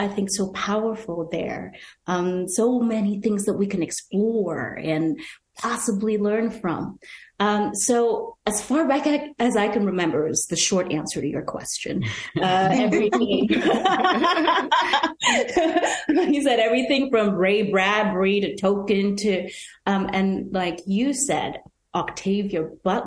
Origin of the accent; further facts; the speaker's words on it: Nigeria; growing up in Nigeria and watching Star Trek Next Generation